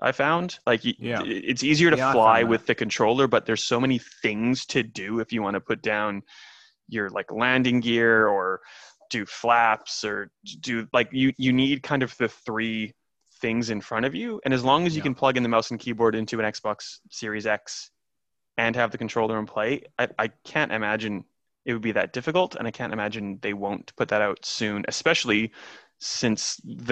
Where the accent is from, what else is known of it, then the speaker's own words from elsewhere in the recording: Saskatoon, Saskatchewan, Canada; moved away; I miss my hometown. I can't go to Canada.